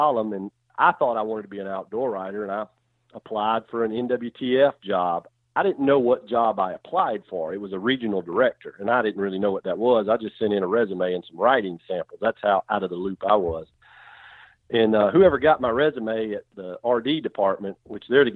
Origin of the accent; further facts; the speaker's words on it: South Carolina, United States; moved away as an adult; also born or lived in Mississippi / Alabama / Georgia; I'm born and raised in South Carolina